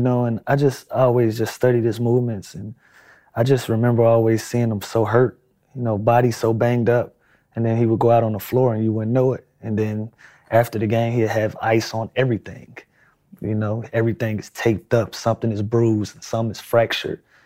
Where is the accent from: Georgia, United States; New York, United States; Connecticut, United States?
Georgia, United States; Atlanta; also born or lived in Los Angeles; here in Atlanta